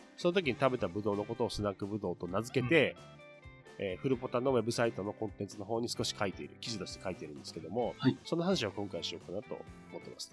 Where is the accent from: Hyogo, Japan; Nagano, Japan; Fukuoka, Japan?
Nagano, Japan; Chushin region; 私はあの長野県でいう中心地方の出身